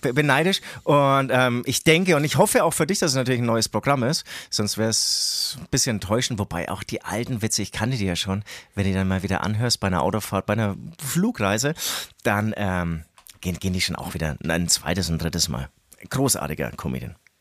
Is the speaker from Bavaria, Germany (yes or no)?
yes; Herzogenaurach, Bavaria, Germany; aus Herzogenaurach, aus dem tiefsten Mittelfranken kommen, Alter, ähm, leider auch immer noch so ein kleiner Sprachfehler, den ich nicht wegbekomme